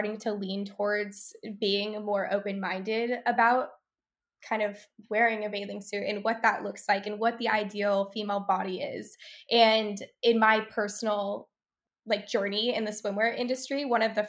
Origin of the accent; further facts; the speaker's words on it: California, United States; I grew up in California